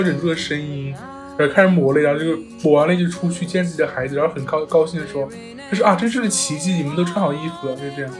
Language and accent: Chinese; China; 我们中国人